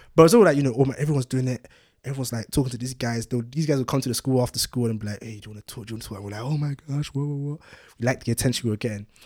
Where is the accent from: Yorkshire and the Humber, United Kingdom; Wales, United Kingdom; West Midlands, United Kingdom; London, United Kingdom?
London, United Kingdom; also born or lived in Ibadan, Nigeria; I was born in Nigeria, Ibadan, and moved to London when I was six